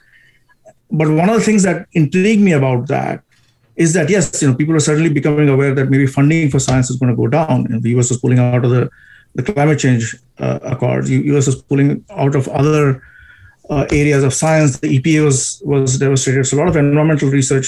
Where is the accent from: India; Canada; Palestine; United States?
India; I am from India